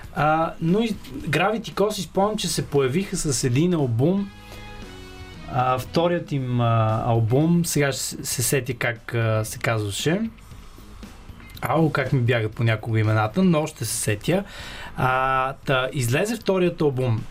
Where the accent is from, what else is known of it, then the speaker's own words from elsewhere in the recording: Sofia, Sofia City, Bulgaria; аз съм израснал в Павлово, тук в София, в Южния квартал